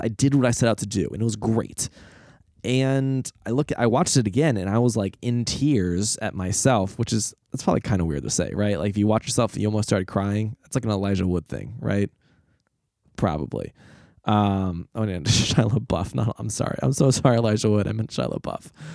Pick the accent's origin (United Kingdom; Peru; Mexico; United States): United States; as an American